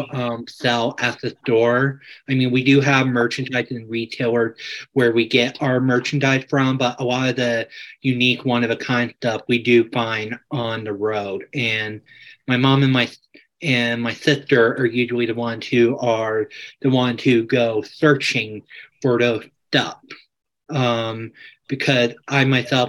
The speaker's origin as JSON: {"language": "English", "town": "Atlanta", "region": "Georgia", "country": "United States", "tie": "born or raised there", "also_born_or_lived": "Greensboro, North Carolina", "moved": "as an adult", "lives_now": "Asheville, United States", "said": "I pretty much grew up in Atlanta pretty much my whole life. I mean, I was born in Greensboro, North Carolina"}